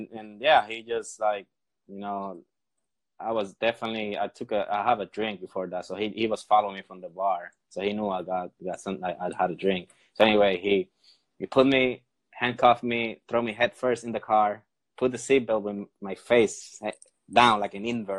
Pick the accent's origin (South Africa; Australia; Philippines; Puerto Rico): Puerto Rico; first language Spanish; English is a second language; But my first language is Spanish.